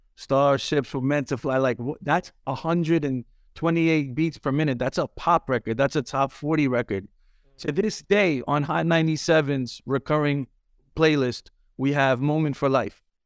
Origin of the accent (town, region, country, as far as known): New York City, New York, United States